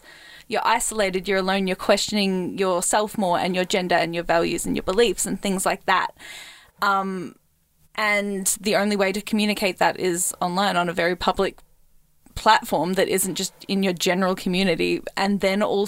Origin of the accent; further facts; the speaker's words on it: Australia; I was raised in Australia, very rurally, very like isolated